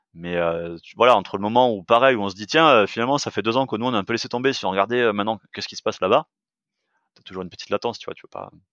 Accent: France; on est français

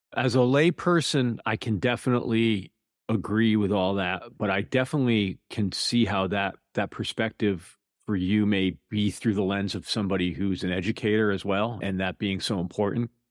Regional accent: Connecticut, United States; moved away; I'm from Connecticut originally

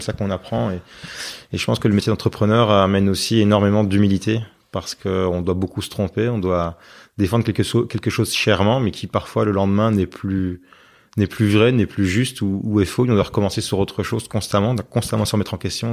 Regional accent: Binche, Wallonia, Belgium; on est euh, de Binge

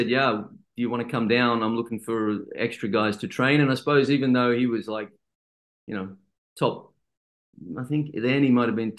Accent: Sydney, New South Wales, Australia; moved away as an adult; also born or lived in Amsterdam / Belgium; I'm from Sydney as well

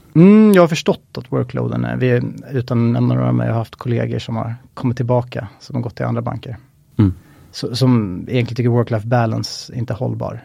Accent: Stockholm, Stockholm County, Sweden; född och uppvuxen i Stockholm

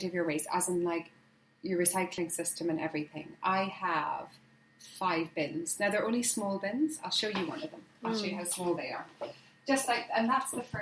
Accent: Ireland; moved away as an adult; now in Hampshire, United Kingdom; as an Irish girl moving to the UK

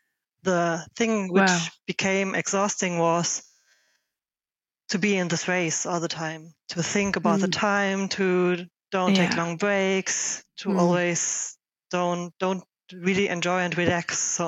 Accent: Germany; also born or lived in Berlin, Germany; from Germany, 37 years old. I started cycling 8 years ago when I still lived in Berlin.

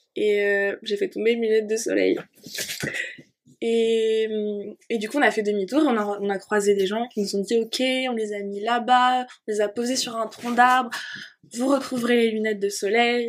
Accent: Normandy, France; j'ai grandi en Normandie

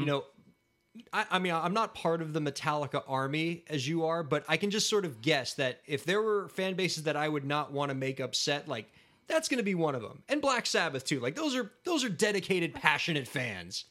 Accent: South Florida, United States; moved away as an adult; also born or lived in New York City; I was always from South Florida. I'm a South Florida guy

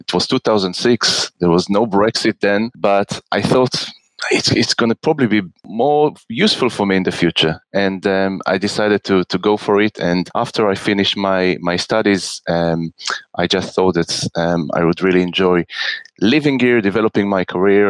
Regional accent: Israel; moved away as an adult; now in United Kingdom; I am originally born and raised in Israel. And I've been living in this beautiful country for the last 12 years.

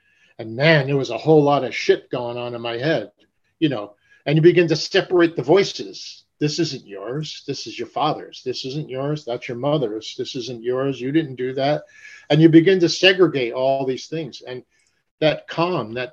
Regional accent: Paterson, New Jersey, United States; moved away; also born or lived in New York City; I'm from Paterson, New Jersey

